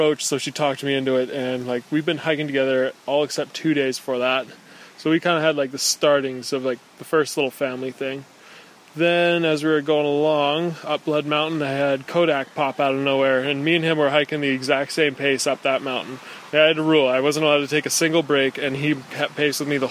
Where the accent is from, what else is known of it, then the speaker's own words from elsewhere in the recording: Parksville, British Columbia, Canada; I'm from Parksville, British Columbia